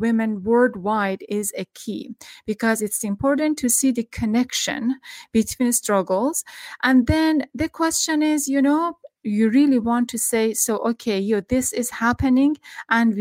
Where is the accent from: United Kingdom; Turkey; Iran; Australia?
Iran; I'm from Iran.